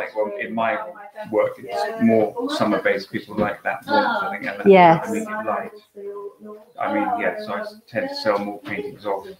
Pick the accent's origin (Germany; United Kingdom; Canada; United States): United Kingdom; Ticehurst, South East England; I grew up in Ticehurst and I've stayed in Ticehurst.